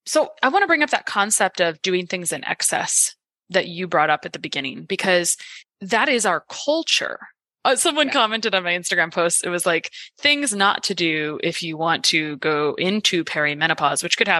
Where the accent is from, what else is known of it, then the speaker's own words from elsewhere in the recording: New York, United States; especially as a New Yorker, when it's like, it feels like everything's in excess, right?